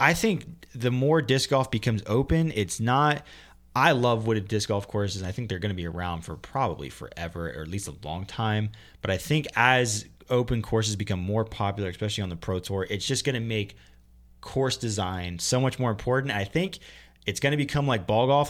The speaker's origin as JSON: {"language": "English", "region": "Pennsylvania", "country": "United States", "tie": "born or raised there", "said": "Pennsylvania, my home state"}